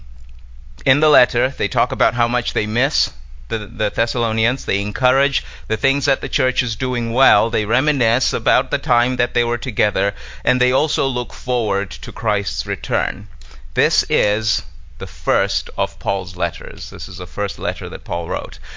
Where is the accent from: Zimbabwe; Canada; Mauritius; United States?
Zimbabwe; moved away; I'm originally from Zimbabwe.